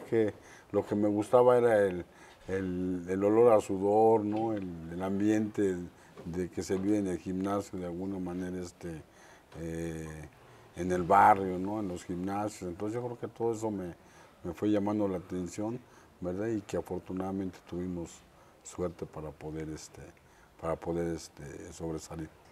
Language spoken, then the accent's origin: Spanish; Mexico City, Mexico; also born or lived in Ensenada; Soy de la Ciudad de México, de la colonia, orgullosamente de la colonia Roma